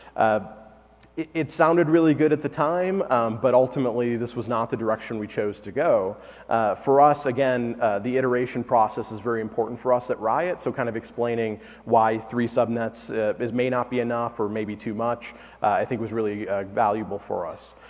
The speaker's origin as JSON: {"language": "English", "town": "Detroit", "region": "Michigan", "country": "United States", "moved": "yes", "said": "I'm originally from Detroit"}